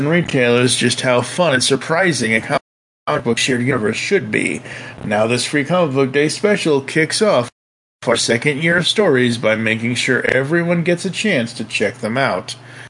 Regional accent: Italy; I'm from Italy. Transformers there were big, but not as big as here.

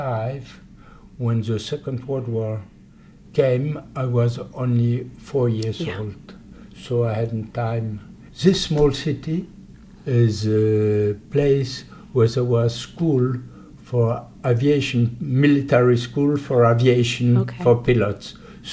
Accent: Poland; English is a second language; now in France; I was born in Poland, but since 70 years, I'm living in France.

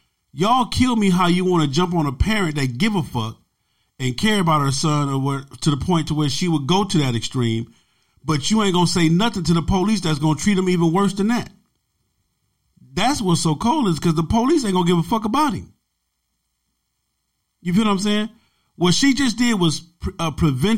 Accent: Los Angeles, California, United States; also born or lived in Compton / Long Beach; Growing up in South Central Los Angeles, growing up in Compton, Watts, Long Beach

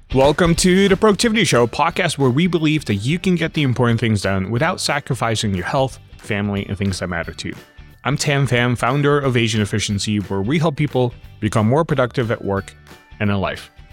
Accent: Netherlands; moved away as an adult; also born or lived in refugee camp, Philippines / Los Angeles, United States; about six months old, we end up immigrating to the Netherlands, where I grew up.

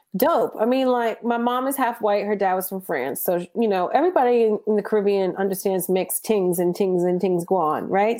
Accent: New Jersey, United States; I grew up in Jersey

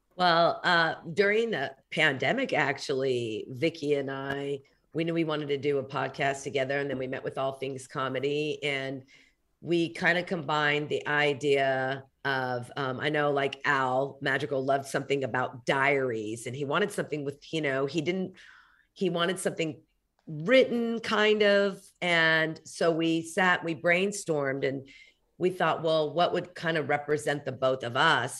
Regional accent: Oklahoma City, Oklahoma, United States; I grew up in Oklahoma City

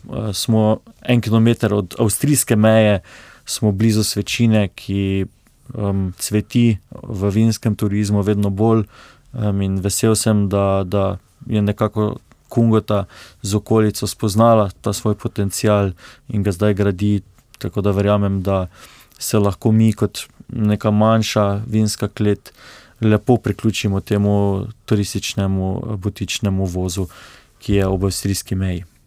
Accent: Slovenia; mi, slovenci

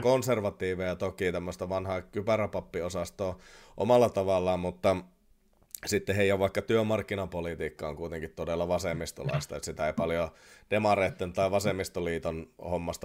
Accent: Oulu, North Ostrobothnia, Finland; accent: Oulu dialect; anteeksi Oulun murteeni

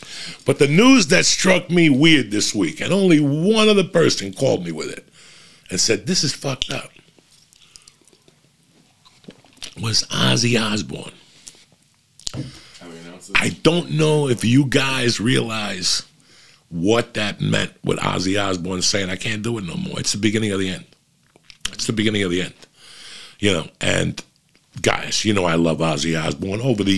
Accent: East Coast, United States; I grew up on the East Coast

